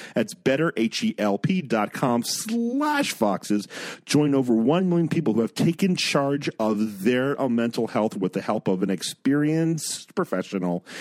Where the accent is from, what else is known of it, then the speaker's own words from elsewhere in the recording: United States; we, as American Christians